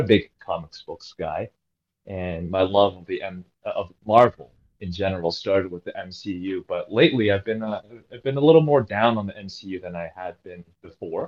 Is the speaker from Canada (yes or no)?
yes; Canada; now in Toronto, Canada; I am a Canadian player based out of Toronto